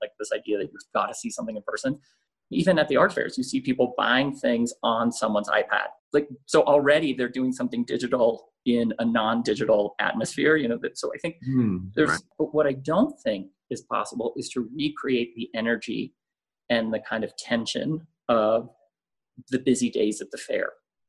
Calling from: Mexico City, Mexico; I'm calling in from my dining room in Mexico City, which is now my office, my main office, sitting at the dining room table.

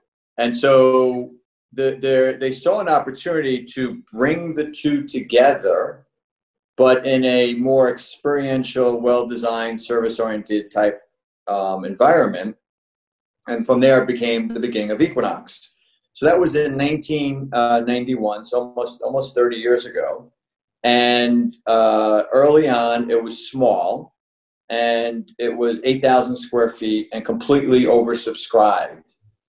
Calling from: New York, United States; I'm coming in from New York, from Long Island.

